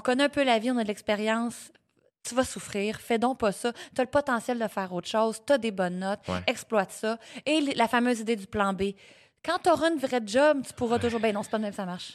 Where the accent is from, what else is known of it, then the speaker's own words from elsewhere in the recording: Sorel-Tracy, Quebec, Canada; also born or lived in Repentigny / Témiscamingue; née à Repentigny, rapidement déménagée au Témiscamingue, mais pas longtemps, ah! pour finalement aller me réinstaller à Sorel-Tracy, d'où ma mère vient à l'âge de 4 ans. J'ai vécu la, vraiment une enfance, adolescence